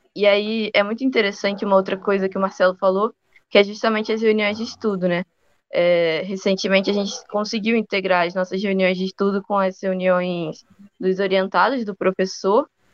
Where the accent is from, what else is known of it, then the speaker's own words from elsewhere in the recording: Rio de Janeiro, Brazil; now in Piracicaba, Brazil; Eu agora estou em Piracicaba, mas eu passei bastante tempo na casa dos meus pais no Rio de Janeiro.